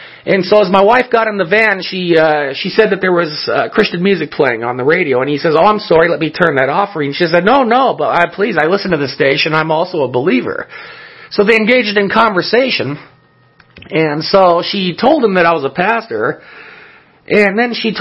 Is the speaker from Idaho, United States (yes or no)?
no; El Monte, California, United States; when I was a child, where I grew up in El Monte, California